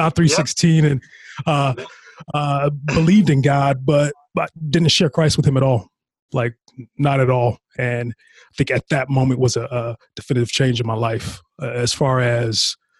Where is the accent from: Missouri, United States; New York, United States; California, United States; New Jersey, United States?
California, United States; Lancaster; moved away as an adult; also born or lived in Texas; I was born and raised in the Antelope Valley, Lancaster, California